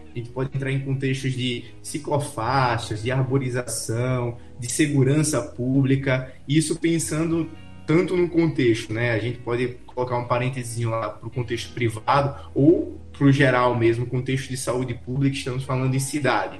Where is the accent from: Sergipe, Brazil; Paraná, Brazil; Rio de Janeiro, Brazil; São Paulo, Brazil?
Sergipe, Brazil; Aracaju; E eu tava em Alagoas, mas eu sou de Aracaju, Sergipe